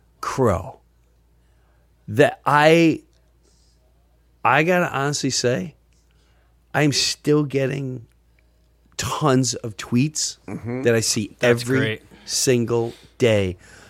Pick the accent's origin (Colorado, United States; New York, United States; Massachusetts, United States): New York, United States; Long Island; I'm from Long Island